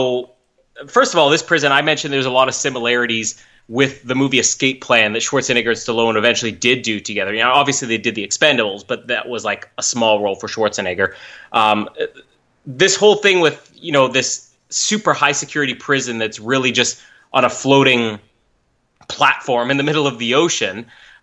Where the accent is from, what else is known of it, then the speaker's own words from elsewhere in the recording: Winnipeg, Manitoba, Canada; born in my hometown, Winnipeg